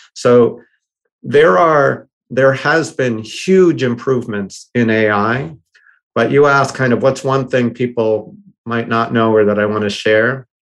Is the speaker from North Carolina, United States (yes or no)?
no; Boston, Massachusetts, United States; moved away as an adult; now in Bay Area, United States; I grew up in Boston and was born in Boston